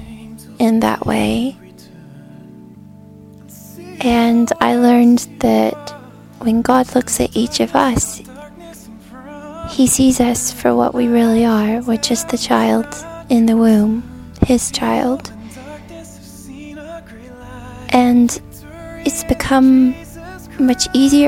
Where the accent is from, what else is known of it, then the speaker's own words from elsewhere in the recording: United States; I'm from the United States